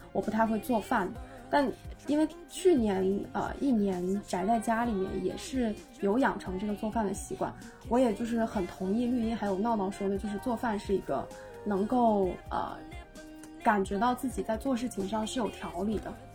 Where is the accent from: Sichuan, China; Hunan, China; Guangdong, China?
Hunan, China; Changde; also born or lived in Shanghai; 我老家在湖南常德